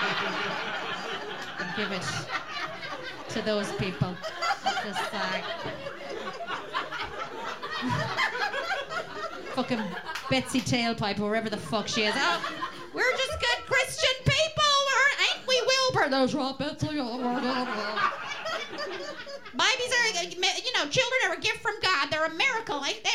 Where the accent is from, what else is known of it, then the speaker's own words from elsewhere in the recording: Roscommon, Connacht, Ireland; I was from Roscommon